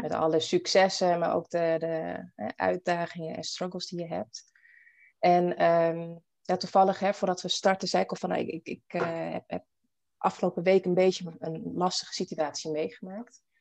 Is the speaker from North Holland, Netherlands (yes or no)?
no; Almere, Flevoland, Netherlands; moved away as an adult; also born or lived in Paramaribo, Suriname / Bijlmer, Amsterdam; now in Amsterdam, Netherlands; En ik ben dus hier in Nederland opgegroeid. Een ehm, jaartje in de Belmer gewoond. En daarna echt opgegroeid in Almere